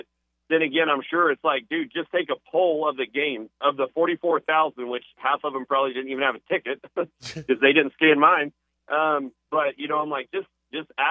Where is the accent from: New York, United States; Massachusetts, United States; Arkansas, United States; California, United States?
Arkansas, United States; South; I grew up in South Arkansas, going to War Memorial for years